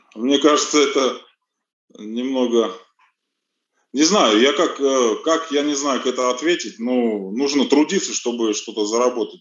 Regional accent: Russia; also born or lived in Armenia; здесь вырос.

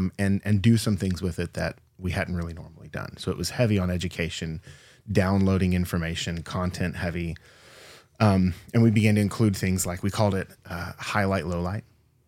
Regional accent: Texas, United States; So I grew up Southern Baptist in Texas.

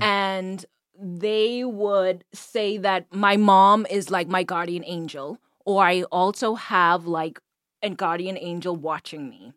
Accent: Bahamas; moved away as an adult; now in United States; I am originally from the Bahamas, born and raised. Um, I moved to the U S when I was about twenty-two.

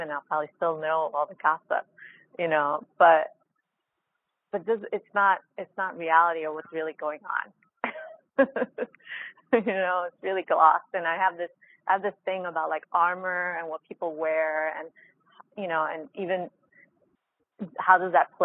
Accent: New York City, New York, United States; moved away; I'm coming from the Bronx, and then I come out here

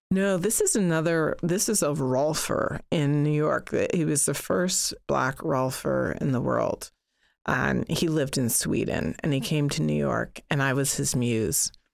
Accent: Toronto, Ontario, Canada; when I was growing up in Toronto, and I grew up in a predominantly white neighborhood

